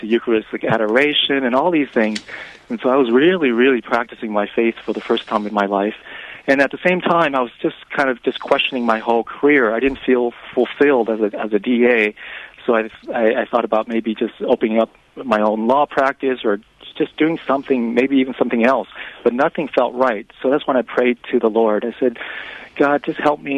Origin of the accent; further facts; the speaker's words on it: Vietnam; moved away; I'm from Vietnam. I was born in Vietnam